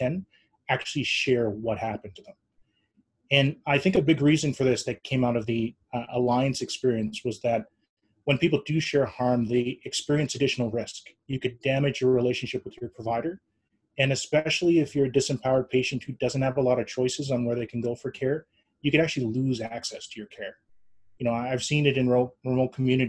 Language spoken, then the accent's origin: English; Canada; now in Treaty 8 territory, Canada; I was born and raised in Treaty 4 territory.